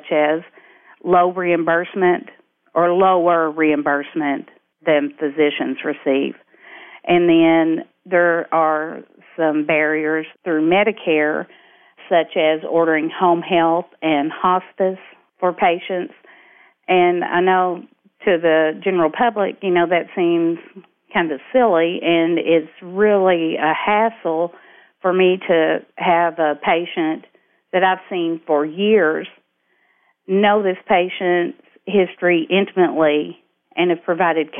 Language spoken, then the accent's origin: English; McHenry, Kentucky, United States; growing up in McHenry, Kentucky, with a total population of 350 people